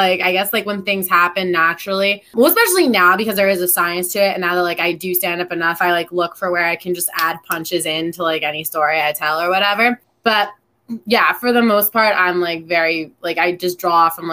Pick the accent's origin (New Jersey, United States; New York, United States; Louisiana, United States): New Jersey, United States; I'm from Jersey